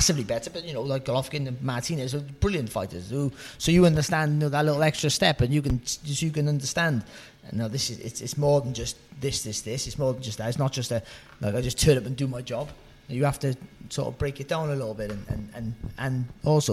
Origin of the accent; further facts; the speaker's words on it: Cardiff, Wales, United Kingdom; moved away; I'm from a Cardiff. I've lived up in sort of this area for 20 years now, but I'm a Cardiff boy and I haven't lost my accent one bit